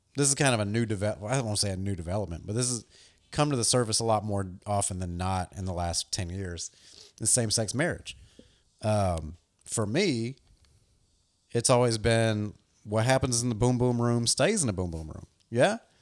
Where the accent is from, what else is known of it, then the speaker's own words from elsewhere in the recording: the South, United States; growing up in the South as a skateboarder